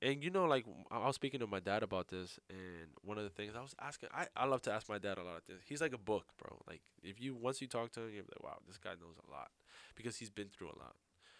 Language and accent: English; New York, United States; That's how I grew up. You know, I grew up in New York.